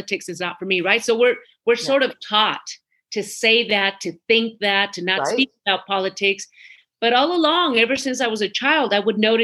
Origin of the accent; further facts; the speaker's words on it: Midway City, California, United States; English is a second language; also born or lived in Mexico City, Mexico / Orange, California; we came here in 1978, and I lived in Midway City. I don't think a lot of people know Midway City, but that's where I grew up, right, in Orange County